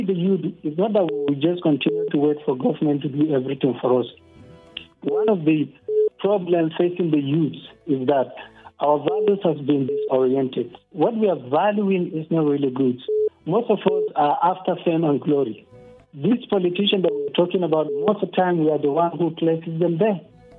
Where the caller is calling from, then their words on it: Pankshin, Plateau, Nigeria; I'm calling from Pangshin.